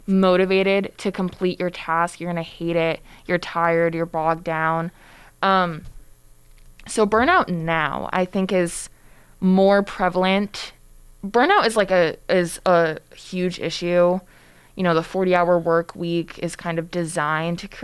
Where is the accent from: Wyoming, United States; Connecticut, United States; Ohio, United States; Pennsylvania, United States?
Connecticut, United States; now in Boston, United States; I'm also from Connecticut. So I've been experiencing these temperatures for my entire life